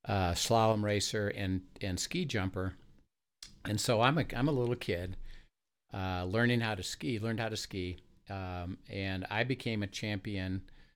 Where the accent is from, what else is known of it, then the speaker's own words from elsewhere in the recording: Valparaiso, Indiana, United States; When I was a kid, I grew up in Valparaiso, Indiana.